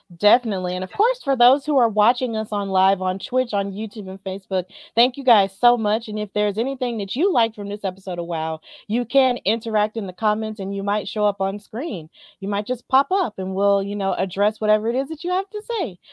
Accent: Alabama, United States; I'm from Alabama

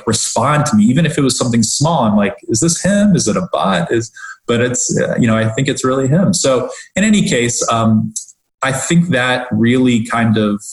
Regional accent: Omaha, Nebraska, United States; also born or lived in Washington D.C. area / Rockville, Maryland / Philadelphia, Pennsylvania; now in Palm Harbor, United States; I grew up in Omaha, Nebraska

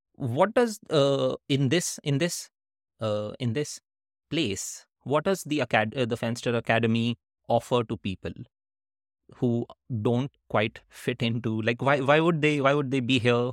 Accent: India; moved away as an adult; also born or lived in Netherlands / United States; growing up in India

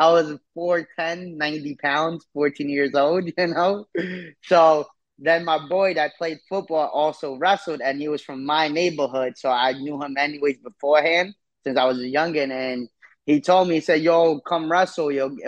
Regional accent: New York City, New York, United States; Yeah. I'm from Parkchester.

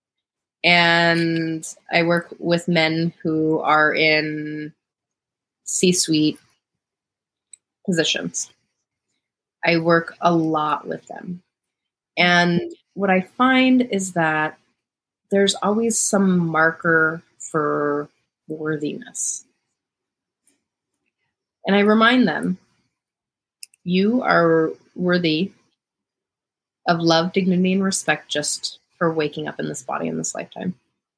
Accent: Montana, United States; moved away; growing up in Montana

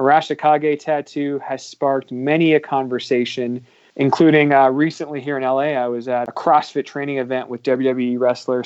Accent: Canada; now in United States; me being Canadian, being a hockey fan in America.

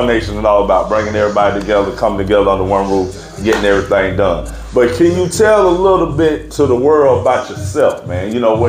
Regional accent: Spartanburg, South Carolina, United States; because I'm from Spartanburg, west side of Spartanburg. I was born in Phyllis Goins, moved to Key Pines. That's where I grew up at.

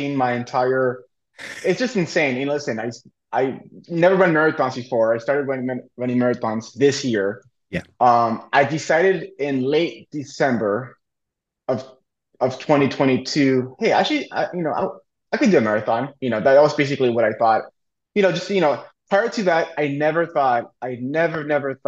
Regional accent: Napa, California, United States; Napa, my hometown.

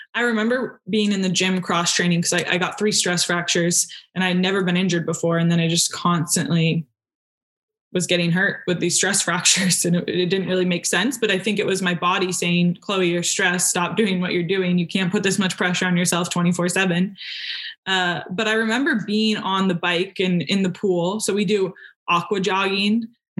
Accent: New Hampshire, United States; I'm from New Hampshire

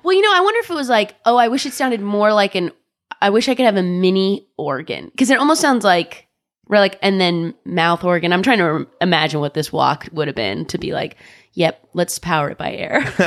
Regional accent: Orange County, California, United States; I'm from Orange County

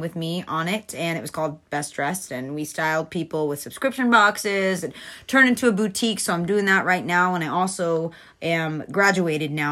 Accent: Atlanta, Georgia, United States; moved away as an adult; also born or lived in Fort Myers, Florida; now in Naples, Florida, United States; I am from Atlanta, Georgia.

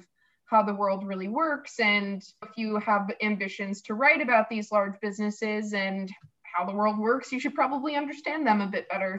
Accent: Rhode Island, United States; I grew up in Rhode Island

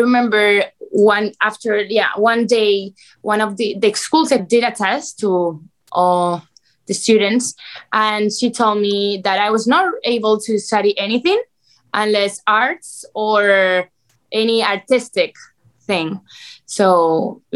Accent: Spain; moved away as an adult; now in Miami, United States; I'm from Spain. I've been here in Miami already 5 years.

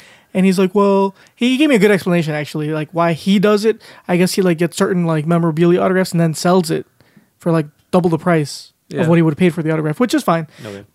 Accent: Chicago, Illinois, United States; being a Chicagoan

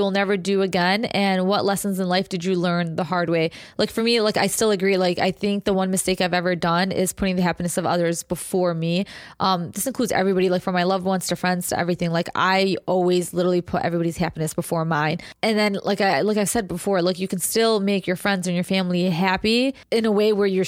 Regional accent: United States; technically you and I were born here

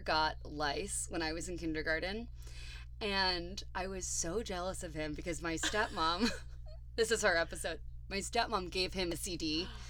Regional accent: Ohio, United States; I mean, I'm from Ohio.

